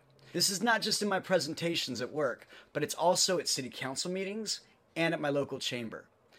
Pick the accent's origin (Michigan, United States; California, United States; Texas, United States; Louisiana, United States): California, United States; Ventura; I'm a Toastmaster from Ventura, California.